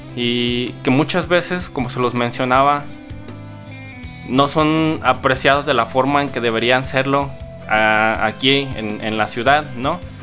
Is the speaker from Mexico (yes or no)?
yes; Guadalajara, Jalisco, Mexico; que soy tapatío